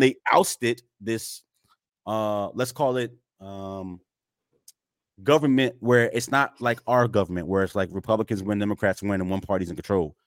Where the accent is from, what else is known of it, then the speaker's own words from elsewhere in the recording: United States; I'm an American